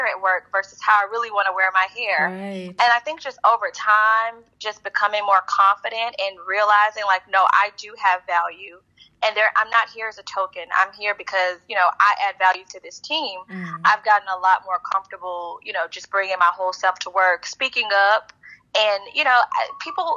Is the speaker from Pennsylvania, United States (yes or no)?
no; Houston, Texas, United States; also born or lived in Stanford, California / New York City; I'm originally from Houston, Texas